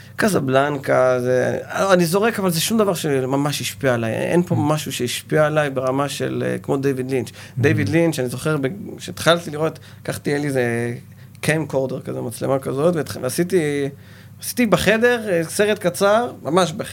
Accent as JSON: {"language": "Hebrew", "town": "Ashkelon", "region": "Southern District", "country": "Israel", "tie": "born or raised there", "said": "אני נולדתי באשקלון, סוג של פריפריה"}